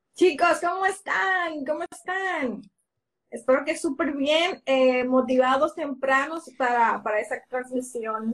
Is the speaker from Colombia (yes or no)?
no; Dominican Republic; en mi país, República Dominicana